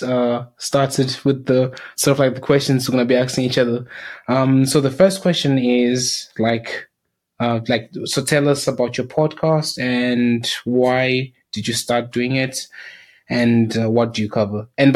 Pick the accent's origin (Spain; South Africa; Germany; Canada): South Africa; also born or lived in Zimbabwe; now in United Kingdom; I'm from Zimbabwe, but I grew up in South Africa, went to school here. I went to university here in the UK, and I've basically been living in the UK for about just more than 6 years